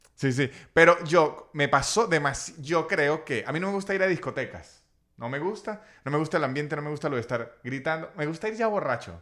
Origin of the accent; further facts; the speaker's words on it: Venezuela; como venezolano